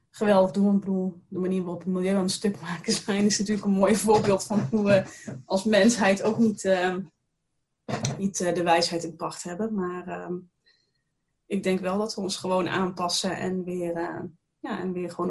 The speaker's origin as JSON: {"language": "Dutch", "town": "Roosendaal", "region": "North Brabant", "country": "Netherlands", "tie": "born or raised there", "also_born_or_lived": "Tilburg / Den Bosch", "said": "Ja, ik ben een Brabantse. Ik ben geboren in Roosendaal, vlakbij de grens met België. En ehm, daar heb ik eh, heel lang gewoond, tot tijdens mijn studie."}